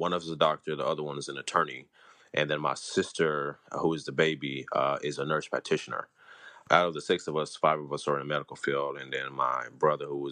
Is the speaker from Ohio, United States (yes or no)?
no; Houston, Texas, United States; me and my siblings were born and raised here in Houston, Texas